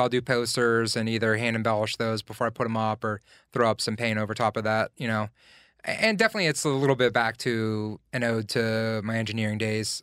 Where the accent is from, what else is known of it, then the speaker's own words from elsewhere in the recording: Glassport, Pennsylvania, United States; also born or lived in Elizabeth Township, Pennsylvania / San Francisco; now in Pittsburgh, United States; I grew up in Glassport, um, just, like, twelve miles outside of downtown Pittsburgh